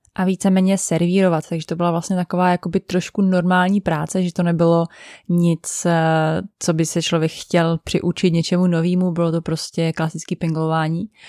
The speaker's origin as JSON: {"language": "Czech", "country": "Czechia"}